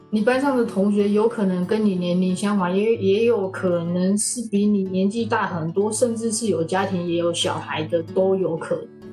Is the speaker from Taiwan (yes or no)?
yes; Taipei, Taiwan; moved away as an adult; now in Toronto, Canada; 我也是台湾人，我是台北人。 然后我现在也在加拿大，在多伦多念书。我，我比较老了一点，我已经三十二岁。虽然我三十二岁，但是我还是学生